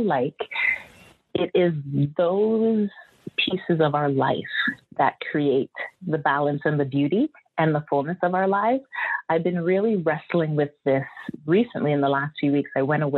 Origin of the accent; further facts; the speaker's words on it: Antigua & Barbuda; moved away; also born or lived in Canada; I'm a Canadian born person, yet a lot of my childhood was spent on the island of Antigua, where my parents are from.